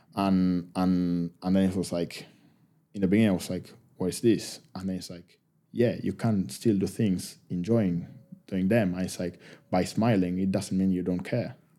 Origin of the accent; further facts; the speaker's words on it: Argentina; first language Spanish; English is a second language; moved away as an adult; now in United Kingdom; we love our country